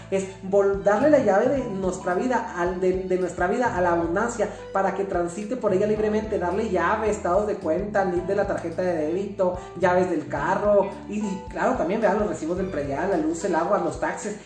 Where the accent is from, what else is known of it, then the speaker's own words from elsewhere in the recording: Mexico; los mexicanos somos maravillosos